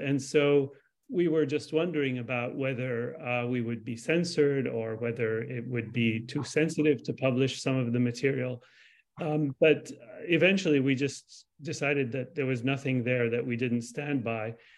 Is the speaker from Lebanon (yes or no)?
yes; Lebanon; I'm Palestinian. I was born in Lebanon. I'm a second generation refugee